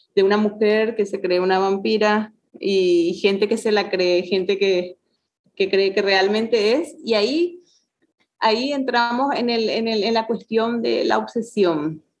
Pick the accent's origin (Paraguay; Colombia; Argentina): Paraguay; also born or lived in Mexico; como paraguayos creemos